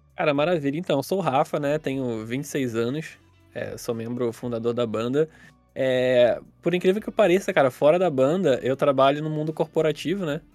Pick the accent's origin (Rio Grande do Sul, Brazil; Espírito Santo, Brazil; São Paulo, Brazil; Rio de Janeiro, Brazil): Rio de Janeiro, Brazil; Nova Iguaçu; a gente aqui de Nova Iguaçu